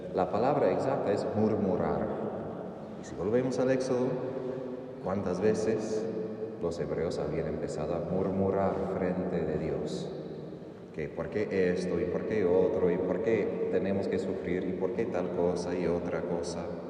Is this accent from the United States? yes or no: yes; Texas, United States; Soy de Texas, mis vecinos al lado izquierdo eran muchas vacas y toros